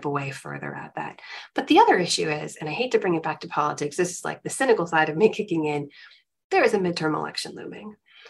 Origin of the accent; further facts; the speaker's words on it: United States; I'm first generation American. My parents came here in the 70s from Pakistan. And the way that my sisters and I were raised here